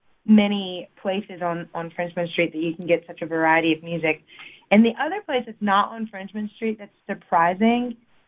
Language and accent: English; Louisiana, United States; where I'm from Louisiana, and we have nothing but ruckus.